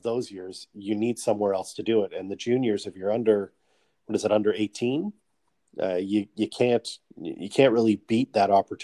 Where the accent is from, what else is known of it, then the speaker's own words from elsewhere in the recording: Canada; as a Canadian myself